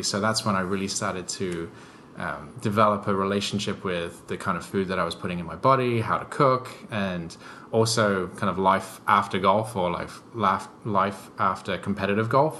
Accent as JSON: {"language": "English", "region": "England", "country": "United Kingdom", "tie": "born or raised there", "moved": "as an adult", "lives_now": "New York, United States", "said": "I grew up in England"}